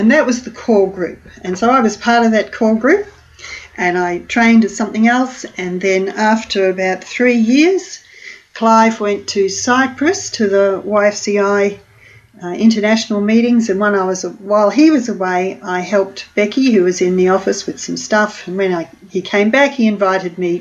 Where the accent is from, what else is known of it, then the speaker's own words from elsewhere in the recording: Melbourne, Victoria, Australia; I was born in Melbourne